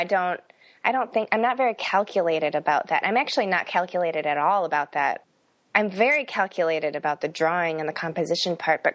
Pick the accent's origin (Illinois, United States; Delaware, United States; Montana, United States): Illinois, United States; Fox River Grove; moved away as an adult; also born or lived in South Korea; now in Iowa City, United States; Grew up in the northwest suburbs of Chicago, a pretty small one called Fox River Grove. And that's where I spent my entire childhood.